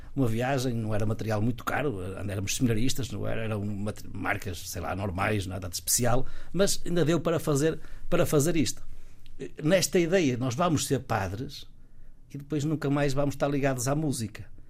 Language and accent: Portuguese; Guimarães, Braga, Portugal; Sou natural de Guimarães